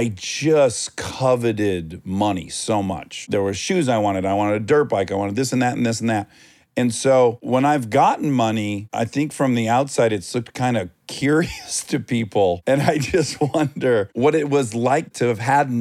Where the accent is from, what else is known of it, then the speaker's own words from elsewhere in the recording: a Detroit suburb in Michigan, United States; I'm from a Detroit suburb in Michigan